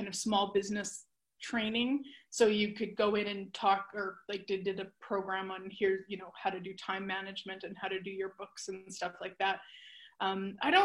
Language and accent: English; Canada; born or raised there